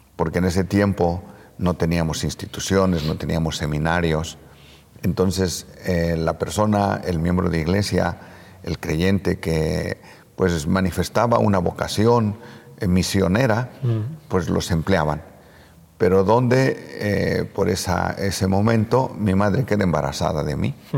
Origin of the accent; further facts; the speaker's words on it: San Bartolomé Hueyapan, Puebla, Mexico; el templo que se construyó en mi pueblo, en San Bartolomé Hueyapan